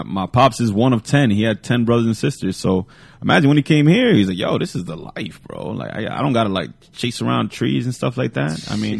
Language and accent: English; Paterson, New Jersey, United States; We're from Paterson. We grew up in America.